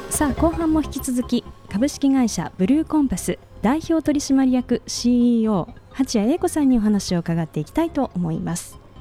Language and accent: Japanese; Yokohama, Kanagawa, Japan; 実は私も横浜出身で